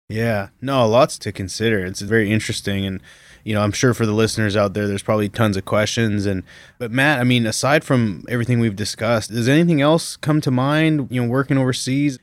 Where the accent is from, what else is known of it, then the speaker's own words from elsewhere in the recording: Canada; moved away; as a Canadian coming here